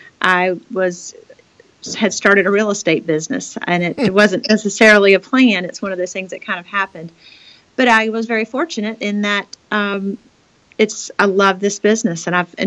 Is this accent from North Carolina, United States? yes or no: yes; Raleigh, North Carolina, United States; And I am a North Carolinian by birth and was born and raised in Raleigh, North Carolina